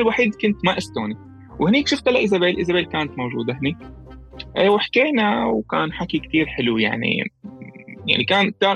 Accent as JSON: {"language": "Arabic", "town": "Latakia", "region": "Latakia Governorate", "country": "Syria", "moved": "yes", "said": "انا من اللاذقيه"}